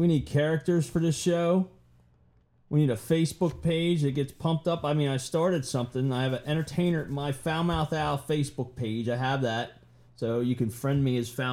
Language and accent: English; Baltimore, Maryland, United States; as a kid growing up in the Baltimore Civic Center